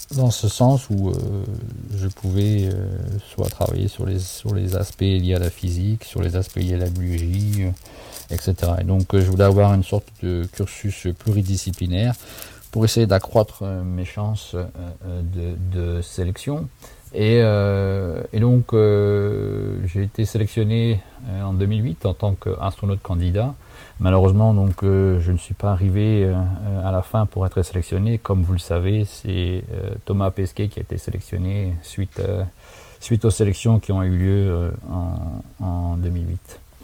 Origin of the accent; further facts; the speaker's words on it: Saint-Dizier, Grand Est, France; moved away as an adult; now in San Francisco, United States; je suis né et j'ai grandi à Saint-Dizier